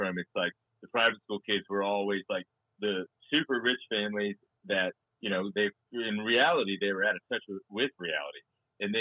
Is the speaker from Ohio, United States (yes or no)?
no; Yukon, Oklahoma, United States; I'm from Yukon, Oklahoma. It's a 6A school in Oklahoma. I graduated in 2001